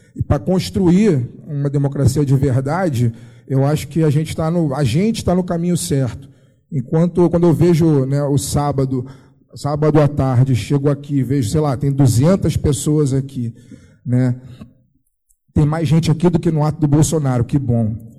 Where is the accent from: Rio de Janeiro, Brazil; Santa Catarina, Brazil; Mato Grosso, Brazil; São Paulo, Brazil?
Rio de Janeiro, Brazil; eu sou do Rio de Janeiro